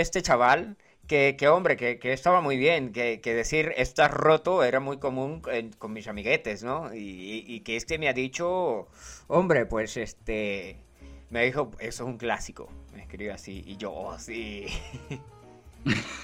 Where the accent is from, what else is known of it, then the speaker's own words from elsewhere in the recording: Colombia; yo soy colombiano